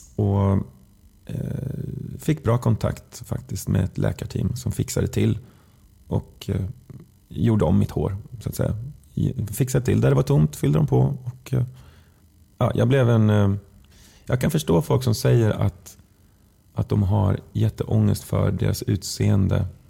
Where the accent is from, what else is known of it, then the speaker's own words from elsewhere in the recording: Västergötland, Västra Götaland, Sweden; Vi är västgötar båda två